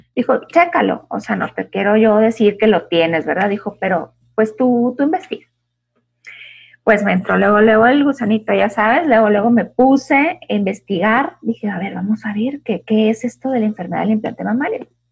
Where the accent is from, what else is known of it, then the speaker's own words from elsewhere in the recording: Chihuahua, Mexico; Yo también soy de Chihuahua